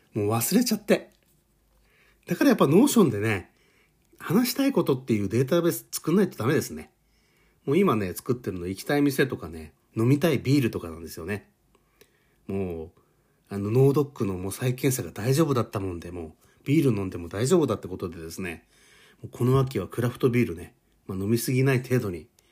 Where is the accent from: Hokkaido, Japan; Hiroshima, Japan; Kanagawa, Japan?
Hokkaido, Japan; moved away; 実家に帰りたいなと思ってます。北海道